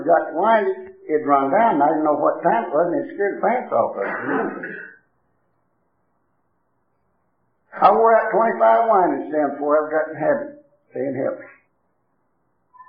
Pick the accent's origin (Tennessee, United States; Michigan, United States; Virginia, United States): Tennessee, United States; moved away; I come from down in Tennessee